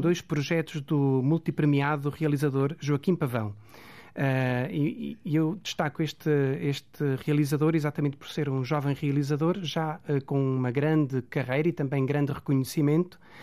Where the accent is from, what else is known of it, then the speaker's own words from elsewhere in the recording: Aveiro, Centro, Portugal; é a minha cidade, uma cidade que eu me orgulho muito de, de, de, pertencer e de ter lá nascido